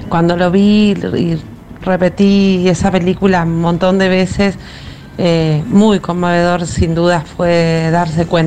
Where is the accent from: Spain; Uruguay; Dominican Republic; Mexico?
Uruguay; now in Buenos Aires, Argentina; la Uruguaya de Once.